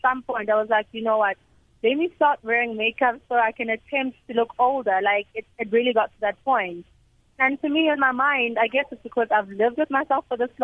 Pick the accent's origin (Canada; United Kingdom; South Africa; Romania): South Africa; as a South African